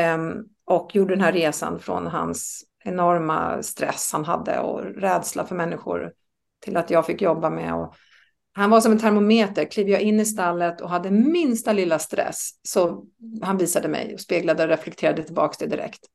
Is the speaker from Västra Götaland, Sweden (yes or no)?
no; Österskär, Stockholm County, Sweden; moved away as an adult; also born or lived in Norrköping; jag är uppväxt i Österskär.